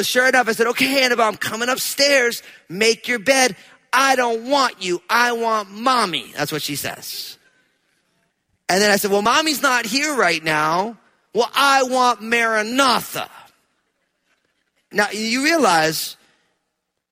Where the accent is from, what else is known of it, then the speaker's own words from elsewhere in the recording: New Jersey, United States; I'm from New Jersey